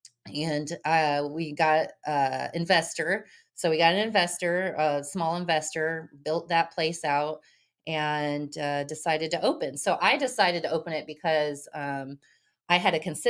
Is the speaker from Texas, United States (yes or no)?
yes; North Richland Hills, Texas, United States; also born or lived in Wilmington, North Carolina; I'm from Dallas, North Richland Hills. So I was raised in North Richland Hills